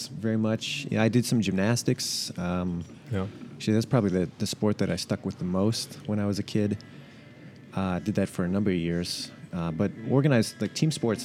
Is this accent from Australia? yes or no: no; Canada; moved away as an adult; also born or lived in San Francisco, California; now in San Francisco Bay Area, United States; I was born in Canada, moved to San Francisco when I was about 20 years old